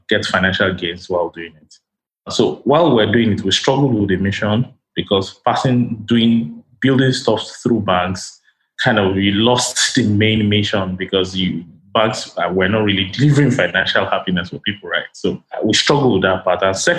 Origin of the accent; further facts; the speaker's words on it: Ibadan, Oyo, Nigeria; also born or lived in London; now in Lagos, Nigeria; my early years were more where I was building a lot of hardware and software stuff for people out of a town called Ibadan in Nigeria